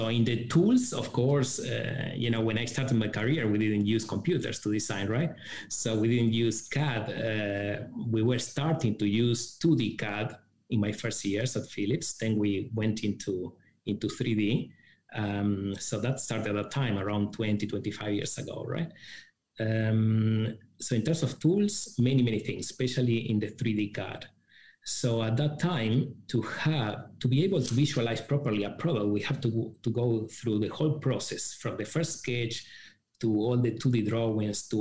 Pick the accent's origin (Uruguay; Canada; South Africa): Uruguay; moved away as an adult; now in China; I started university in my home country, Uruguay.